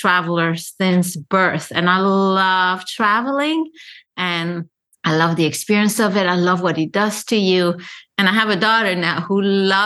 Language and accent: English; Paris, Île-de-France, France; moved away as an adult; also born or lived in Lebanon; now in New York, United States; having been born in Lebanon, growing up in Paris, I never belonged because I was more European than the Lebanese